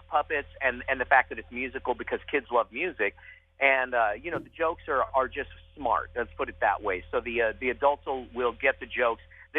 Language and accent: English; Dallas, Texas, United States; moved away as an adult; now in Las Vegas, United States; I live in Vegas now. So I grew up in Dallas. I grew up in Dallas, Texas